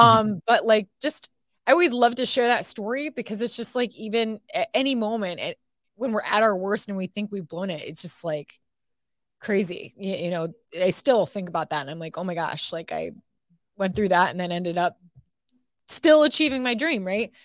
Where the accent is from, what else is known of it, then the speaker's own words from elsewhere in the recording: Toledo, Ohio, United States; moved away as an adult; now in Texas, United States; I grew up watching this station, J, t, W T O L eleven in my hometown.